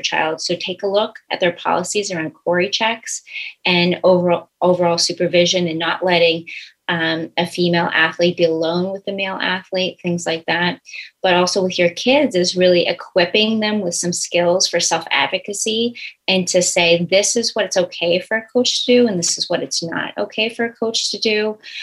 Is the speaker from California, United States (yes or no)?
no; Billerica, Massachusetts, United States; I grew up in Billerica, Massachusetts, which is absolutely a sports town